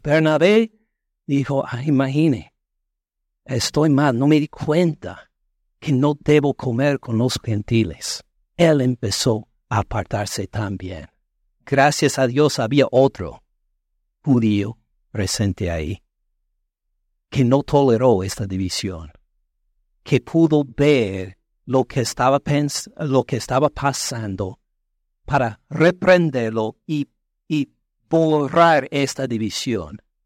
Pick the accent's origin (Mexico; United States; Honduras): United States; Spanish is a second language